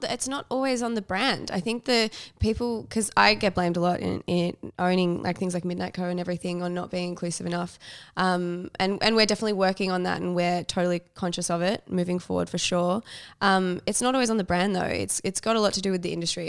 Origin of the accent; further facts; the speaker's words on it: Melbourne, Victoria, Australia; also born or lived in New York; I grew up in Melbourne